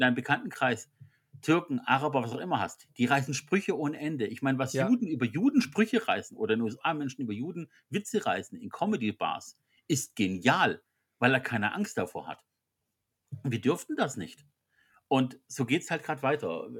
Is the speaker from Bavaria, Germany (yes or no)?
no; Swabia, Baden-Württemberg, Germany; als Schwabe